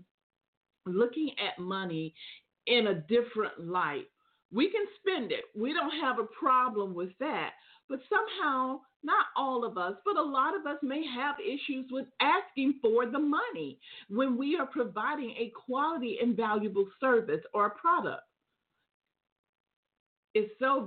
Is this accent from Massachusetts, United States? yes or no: no; Atlanta, Georgia, United States; we are truly coming into the fall season here in my hometown of Atlanta